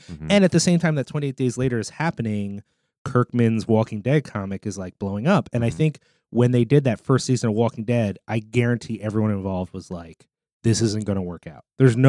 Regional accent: Collingswood, New Jersey, United States; also born or lived in Philadelphia, Pennsylvania / San Diego; So I'm from Philadelphia. Okay. I was like 8, we moved to South Jersey, and then I grew up a lot of my life in Collingswood, New Jersey, which is a very short train ride from the city.

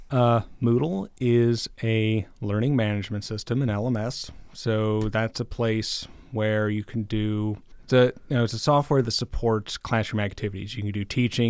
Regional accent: Mount Pleasant, Michigan, United States; moved away; I'm originally from Mount Pleasant

